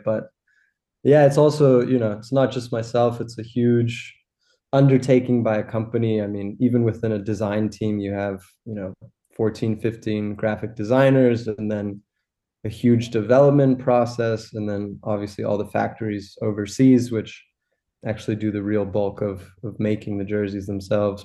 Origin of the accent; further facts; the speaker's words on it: Los Angeles, California, United States; moved away as an adult; also born or lived in Rhode Island / Boston; now in Germany; I grew up in Los Angeles.